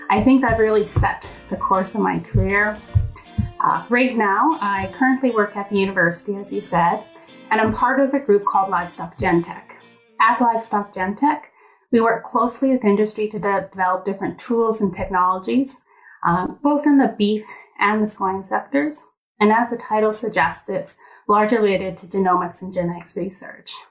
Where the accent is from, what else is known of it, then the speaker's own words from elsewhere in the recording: Edmonton, Alberta, Canada; I guess I was born and raised here